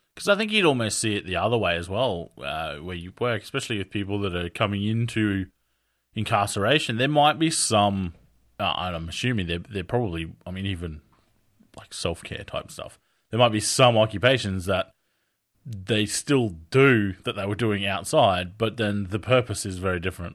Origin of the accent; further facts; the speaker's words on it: Australia; I'm from Australia